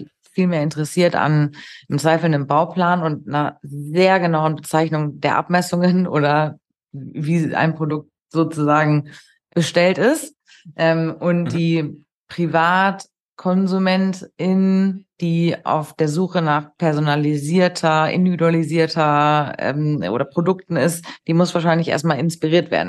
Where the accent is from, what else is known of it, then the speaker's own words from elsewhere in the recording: Hamburg, Germany; für mich hier als Hamburgerin